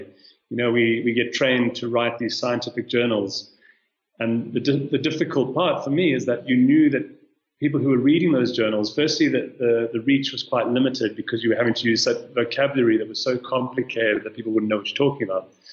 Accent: South Africa; moved away as an adult; now in Kenya; I'm South African, but I've been living in Kenya for the last year and a half

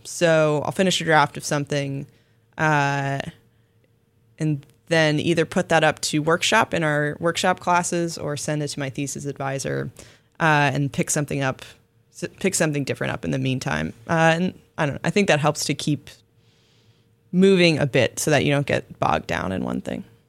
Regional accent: Florida, United States; my home state of Florida

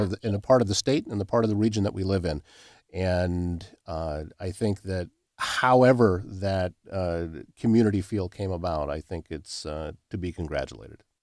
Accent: Pocahontas County, Northwest Iowa, United States; moved away; I grew up in Northwest Iowa in, uh, Pocahontas County

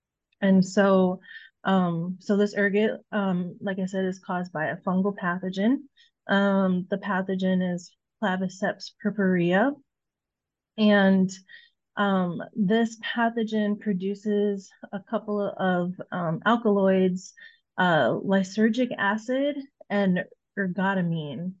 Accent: Illinois, United States; moved away as an adult; now in Iowa, United States; Illinois is my home state

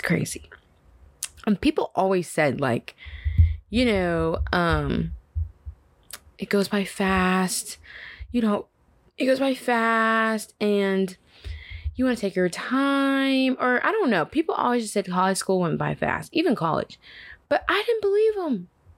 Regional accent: Dallas, Texas, United States; now in Atlanta, United States; I am originally from Dallas, Texas. You know, love it there, D-Town, all the way.

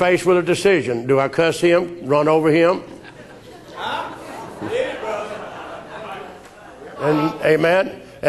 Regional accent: United States; we American people

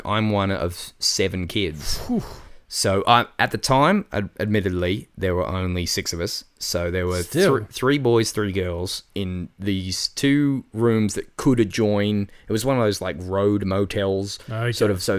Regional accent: Adelaide, South Australia, Australia; also born or lived in Penrith, Australia / Melbourne, Australia / Sydney, Australia; Adelaide boy through and through.

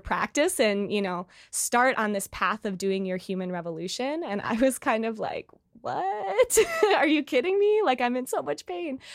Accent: Chicago, Illinois, United States; moved away as an adult; now in New York City, United States; I'm originally from Chicago, but, uh, just moved to New York City

